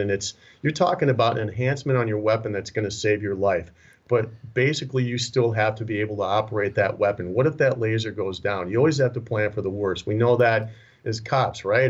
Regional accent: Minnesota, United States; moved away; also born or lived in Las Vegas, Nevada; born and raised in Minnesota originally.

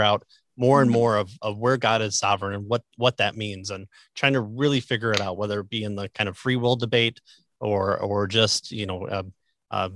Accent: Midwest, United States; I'm from the Midwest

